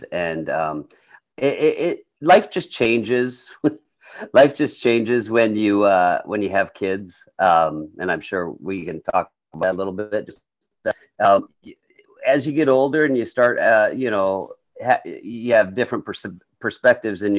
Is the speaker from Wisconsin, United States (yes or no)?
yes; Monroe, Wisconsin, United States; moved away as an adult; now in Iowa, United States; So I'm from Wisconsin. I'm from Monroe, Wisconsin, which is, you know, a smaller town.